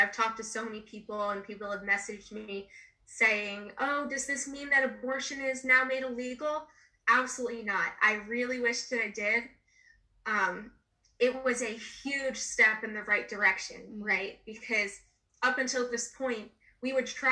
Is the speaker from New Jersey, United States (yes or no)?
yes; New Jersey, United States; my home state of New Jersey